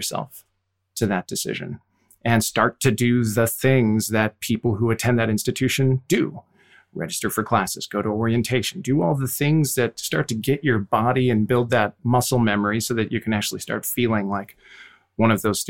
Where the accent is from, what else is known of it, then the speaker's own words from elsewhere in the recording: Wisconsin, United States; I'm from Wisconsin